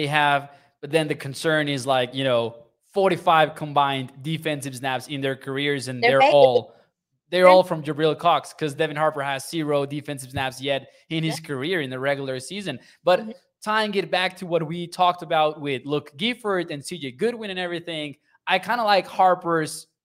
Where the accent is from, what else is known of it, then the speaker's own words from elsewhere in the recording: Mexico; I'm born and raised in Mexico.